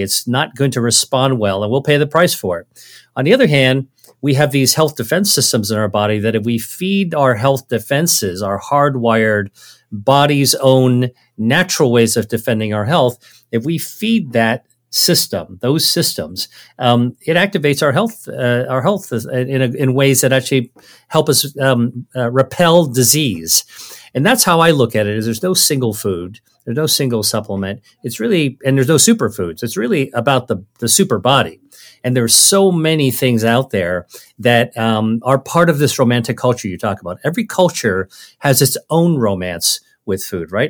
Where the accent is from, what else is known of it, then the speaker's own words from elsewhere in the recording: United States; my parents are originally from China, and so I grew up really as a Chinese American. I, I grew up in America